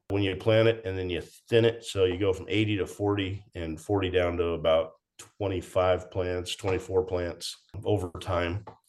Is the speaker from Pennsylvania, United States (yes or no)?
no; Everett, Washington, United States; We grew up in in the uh, Everett, Washington area